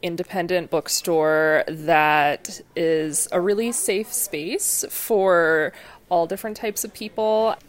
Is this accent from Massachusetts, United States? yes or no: yes; Hingham, Massachusetts, United States; I grew up in Hingham.